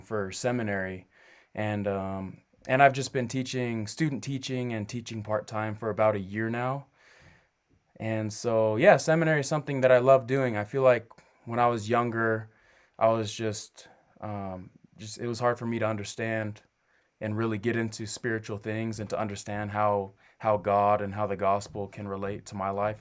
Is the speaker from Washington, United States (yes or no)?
yes; Kennewick, Washington, United States; moved away as an adult; also born or lived in Southern California / Rexburg, Idaho; I'm from Kennewick, Washington. That's where I grew up.